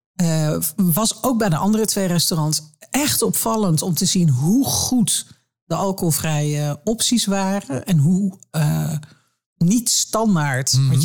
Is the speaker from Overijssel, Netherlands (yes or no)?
yes; Twente, Overijssel, Netherlands; ik ben in Twente opgegroeid